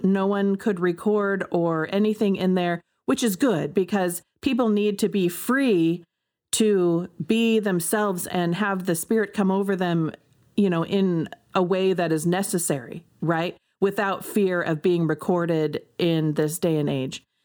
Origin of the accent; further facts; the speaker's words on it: United States; I am an American